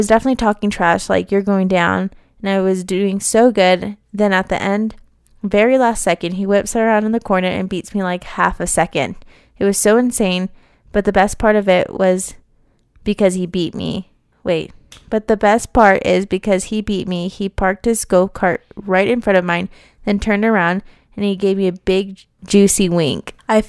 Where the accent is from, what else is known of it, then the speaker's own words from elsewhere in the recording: Las Vegas, Nevada, United States; I'm from Vegas. It's bloody hot out there.